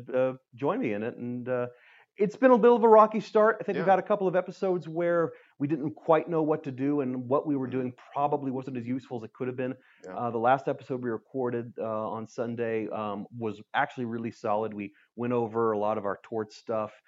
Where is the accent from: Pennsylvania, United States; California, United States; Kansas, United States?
California, United States; I'm from California, not Michigan